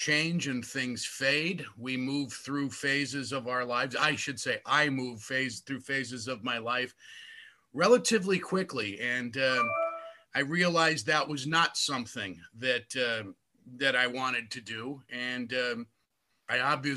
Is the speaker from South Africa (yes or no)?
no; Hammond, Indiana, United States; That's at WJOB in Hammond, my hometown radio station